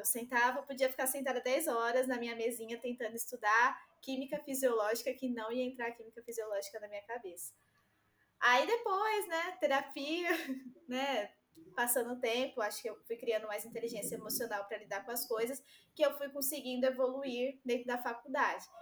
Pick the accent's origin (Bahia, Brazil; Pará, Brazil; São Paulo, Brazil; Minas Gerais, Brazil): São Paulo, Brazil; Itaquaquecetuba; also born or lived in Rio de Janeiro; aqui na minha cidade, eu sou de Itaquaquecetuba, São Paulo, e estudo no Rio